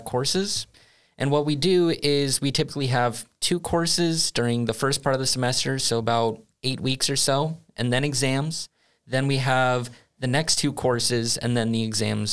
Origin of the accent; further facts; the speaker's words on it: United States; moved away as an adult; now in Sweden; I come from the United States